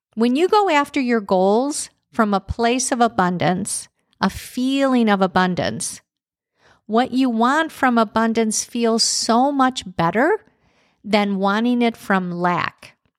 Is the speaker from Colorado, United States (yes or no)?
no; Chicago, Illinois, United States; growing up in Chicago